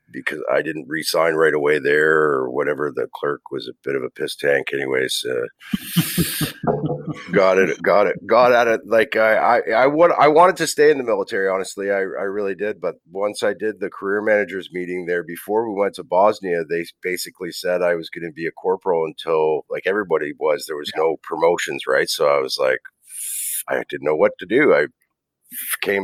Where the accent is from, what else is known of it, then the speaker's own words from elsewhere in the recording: Hamilton, Ontario, Canada; I'm from Hamilton. My parents are Newfoundlanders. They immigrated here like in the in the 60s and been here since.